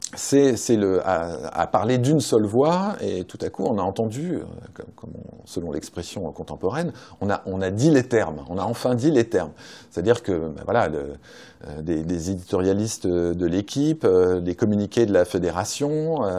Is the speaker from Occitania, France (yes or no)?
no; Saint-Étienne, Auvergne-Rhône-Alpes, France; je suis stéphanois et je suis euh, supporter de Saint-Etienne